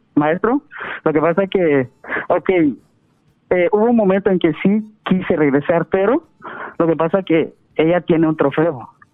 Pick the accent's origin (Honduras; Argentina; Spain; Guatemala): Guatemala; moved away as an adult; estaba yo allá en mi, en mi país, en Guatemala. Y como dada la situación económica y todo eso, decidí venirme para acá